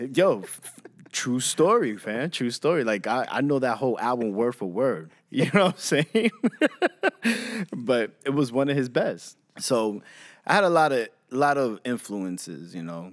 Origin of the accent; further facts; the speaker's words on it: New York City, New York, United States; also born or lived in Brentwood, Long Island, New York; So I'm from Jamaica, Queens, New York. Um, grew up a lot there